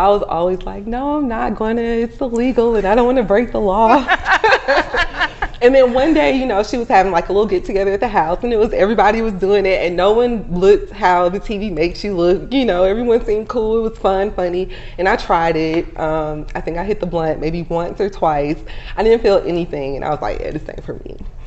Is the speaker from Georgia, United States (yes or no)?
yes; College Park, Georgia, United States; I'm from here, College Park, Georgia.